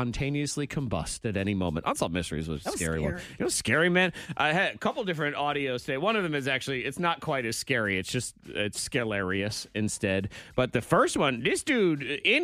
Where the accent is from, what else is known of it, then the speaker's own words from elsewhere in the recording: New England, United States; moved away; also born or lived in the South; I grew up in New England